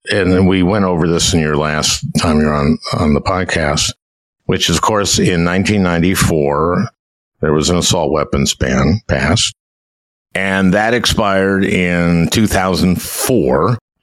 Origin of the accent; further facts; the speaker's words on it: Minnesota, United States; I'm from Minnesota.